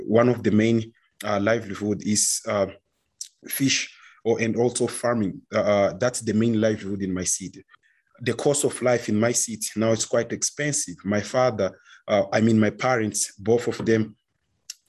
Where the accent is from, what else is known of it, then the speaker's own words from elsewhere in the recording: Mozambique; I'm from Mozambique.